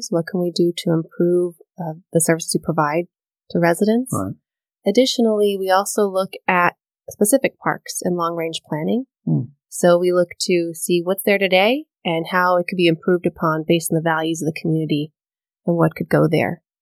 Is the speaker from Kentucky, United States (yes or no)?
no; Miami, Florida, United States; So I hail from Miami, Florida.